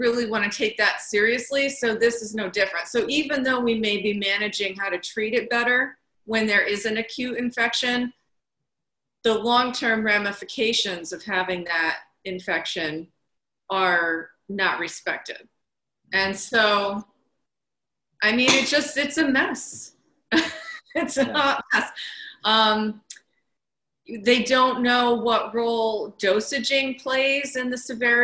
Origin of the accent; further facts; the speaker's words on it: New York, United States; being a New Yorker